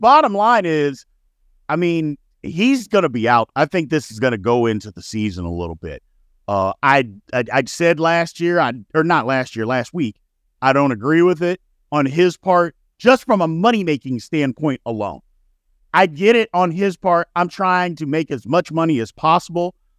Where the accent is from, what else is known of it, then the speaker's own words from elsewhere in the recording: Indiana, United States; moved away; also born or lived in Louisville, Kentucky; I'm from Indiana, so a lot of my friends from back home are Colts fans